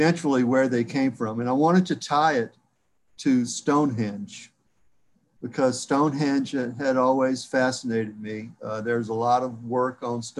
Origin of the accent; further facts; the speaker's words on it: South Louisiana, United States; That's my heritage, but I'm from South Louisiana, so most of my heritage is French